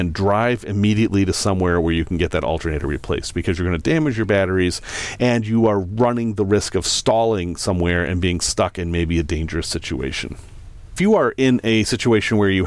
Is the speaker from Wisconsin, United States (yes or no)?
no; Salem, Massachusetts, United States; moved away; I grew up in Salem, Massachusetts.